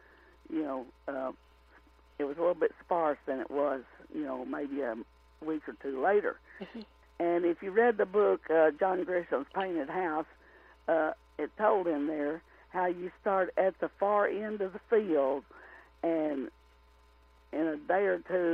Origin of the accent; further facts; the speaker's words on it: Rector, Arkansas, United States; my hometown of Rector, Arkansas